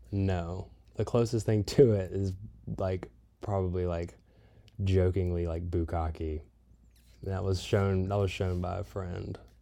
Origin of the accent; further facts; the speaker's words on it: Southeast, United States; now in California, United States; I am from the Southeast. I am currently living in a van in California